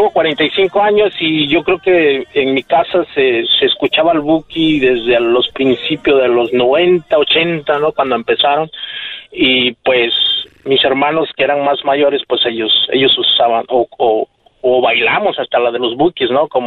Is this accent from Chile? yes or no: no; Puebla, Mexico; now in New York, United States; Yo hablo de Nueva York, soy poblano.